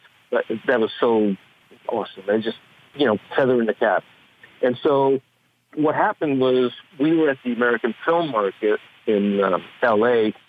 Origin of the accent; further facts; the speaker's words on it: Canada; I'm Canadian.